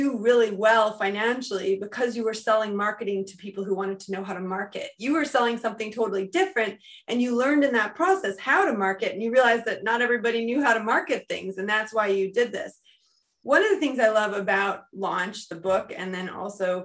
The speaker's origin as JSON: {"language": "English", "country": "United States", "moved": "yes", "lives_now": "United Kingdom", "said": "I'm American in the UK"}